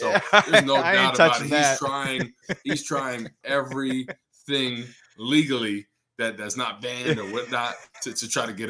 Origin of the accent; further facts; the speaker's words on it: Rutherford, New Jersey, United States; He's actually from my hometown in Rutherford